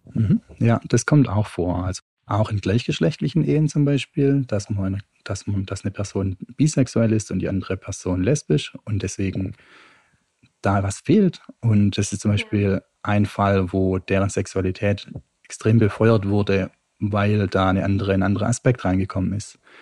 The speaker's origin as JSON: {"language": "German", "town": "Stuttgart", "region": "Baden-Württemberg", "country": "Germany", "moved": "yes", "lives_now": "Utrecht, Netherlands", "said": "Ich komme ursprünglich aus Stuttgart, wohne derzeit in Utrecht"}